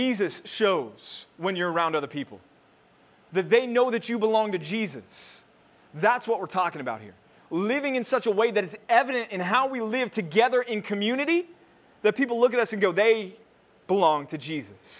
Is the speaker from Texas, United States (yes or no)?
yes; Texas, United States; moved away; also born or lived in California; I was from Texas, I moved away, wilderness wandering years in California, and now I'm back. I came back to the promised land, so I'm back home